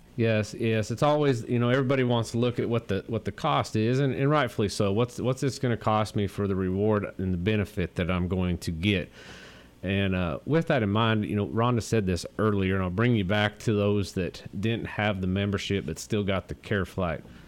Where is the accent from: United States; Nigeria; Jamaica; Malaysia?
United States; Montana; moved away; also born or lived in Eastland; I grew up in Montana